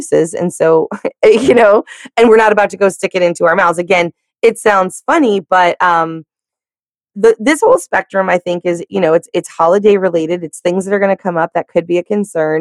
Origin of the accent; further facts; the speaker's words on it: the South, United States; I'm from the South